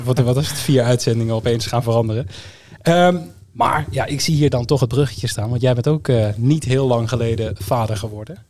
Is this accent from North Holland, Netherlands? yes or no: no; Groningen, Netherlands; also born or lived in Eindhoven region (North Brabant); now in North Brabant, Netherlands; Ik ben niet per se iemand uit de regio. Tegenwoordig wel, maar ik kom oorspronkelijk uit Groningen.